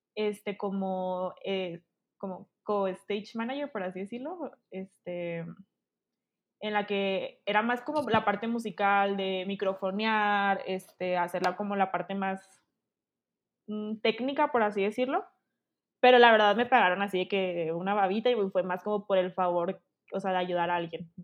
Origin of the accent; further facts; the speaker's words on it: Chihuahua, Mexico; now in Guadalajara, Mexico; yo soy originaria de Chihuahua, Chihuahua, ahorita estoy viviendo en Guadalajara